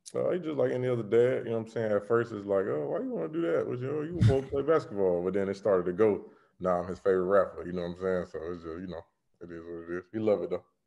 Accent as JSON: {"language": "English", "region": "Florida", "country": "United States", "said": "being in Florida."}